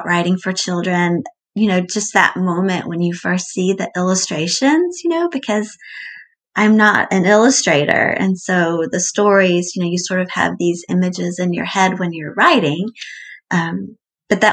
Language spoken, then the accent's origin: English; Atlanta, Georgia, United States; also born or lived in Lewisburg, Pennsylvania; I'm from Atlanta. I live in Atlanta now.